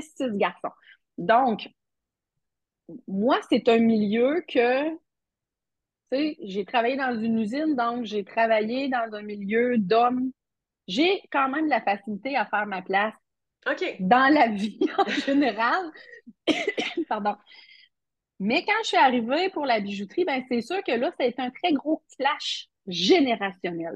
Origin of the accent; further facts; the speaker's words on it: Matane, Quebec, Canada; je suis euh, matanaise d'origine